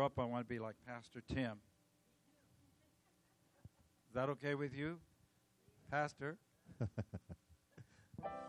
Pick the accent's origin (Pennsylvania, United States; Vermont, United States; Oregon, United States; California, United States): California, United States; I'm from California.